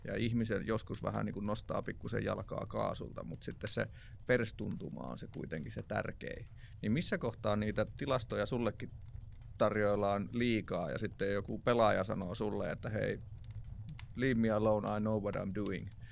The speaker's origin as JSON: {"language": "Finnish", "town": "Jyväskylä", "region": "Central Finland", "country": "Finland", "said": "mä tuun Jyväskylästä"}